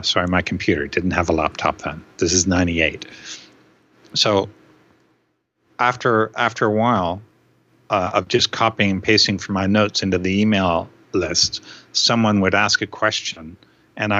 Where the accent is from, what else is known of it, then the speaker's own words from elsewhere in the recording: Canada; moved away; also born or lived in New Zealand; I'm a New Zealander, naturalized citizenship. I'm a Canadian by birth.